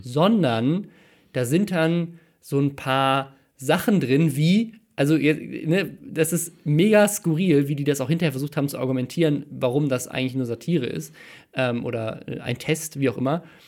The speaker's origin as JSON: {"language": "German", "town": "Mannheim", "region": "Baden-Württemberg", "country": "Germany", "tie": "born or raised there", "moved": "yes", "said": "in meiner Geburtsstadt in Mannheim"}